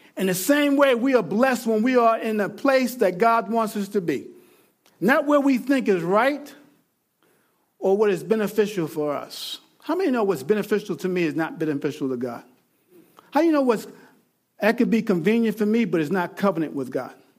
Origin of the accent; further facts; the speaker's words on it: Mount Pleasant, New York, United States; I was born in Grasslands Hospital, Mount Pleasant, New York